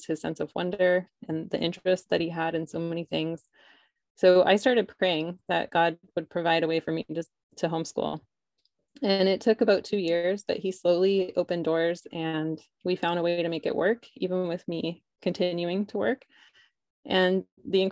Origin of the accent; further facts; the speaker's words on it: outside of Toronto, Ontario, Canada; also born or lived in Hawaii; now in Northern California, United States; I'm from outside of Toronto